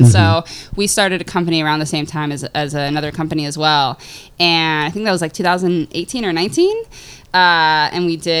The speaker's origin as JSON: {"language": "English", "town": "San Diego", "region": "California", "country": "United States", "tie": "born or raised there", "also_born_or_lived": "Michigan / Dallas, Texas", "moved": "as an adult", "lives_now": "New York, United States", "said": "I was raised in San Diego"}